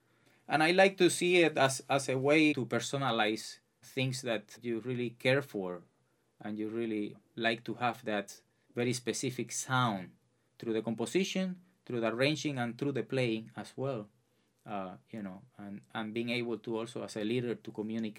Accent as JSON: {"language": "English", "town": "Santa Clara", "region": "Villa Clara", "country": "Cuba", "tie": "born or raised there", "moved": "yes", "lives_now": "United States", "said": "I'm originally from Santa Clara, Cuba. Since I was a kid, I would say 5-6 years old, I started getting enchanted by music in my surroundings. I was born in a very humble neighborhood"}